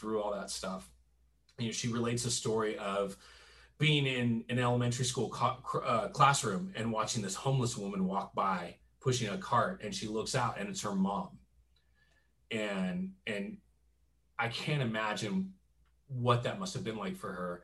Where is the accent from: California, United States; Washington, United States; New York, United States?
California, United States; Southern; I grew up in Southern California, the heart of, you know, the Jesus movement